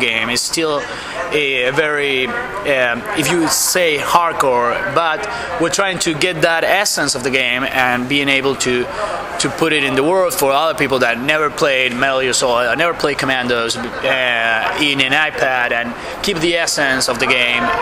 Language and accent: English; Argentina; I'm from Argentina